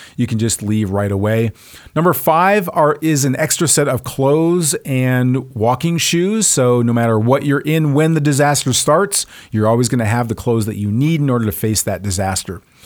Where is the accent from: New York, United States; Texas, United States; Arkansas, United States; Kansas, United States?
Texas, United States; I'm from Texas, where cowboy boots and suits do go together.